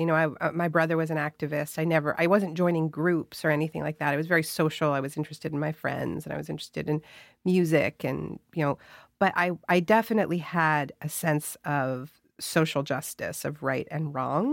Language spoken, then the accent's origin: English; Canada; my whole family is American. I'm Canadian.